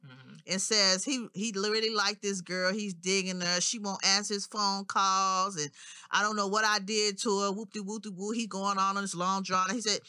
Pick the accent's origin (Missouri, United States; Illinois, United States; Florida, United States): Illinois, United States; Chicago; growing up in Chicago